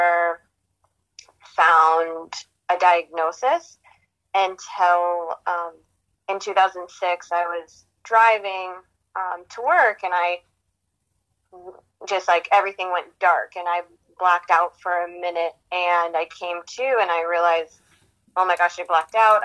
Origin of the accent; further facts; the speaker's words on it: Livingston, Montana, United States; I grew up in Livingston, Montana, small town